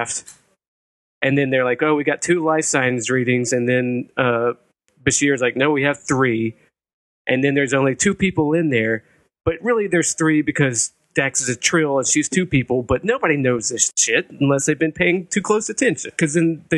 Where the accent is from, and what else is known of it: Birmingham, Alabama, United States; born or raised there